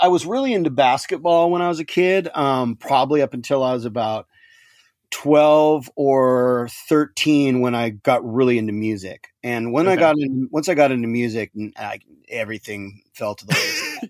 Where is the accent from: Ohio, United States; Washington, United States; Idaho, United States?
Washington, United States; Seattle; also born or lived in Dallas, Texas; I was actually born in Dallas, Texas, but yeah, I moved to Seattle when I was 2 years old, and okay. I grew up in Seattle, so I spent from 1972 to 1996 in Seattle, Washington.